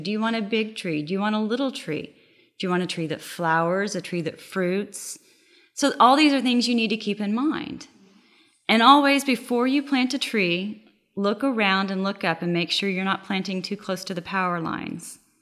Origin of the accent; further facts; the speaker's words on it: Oklahoma, United States; now in Texas, United States; I'm from Oklahoma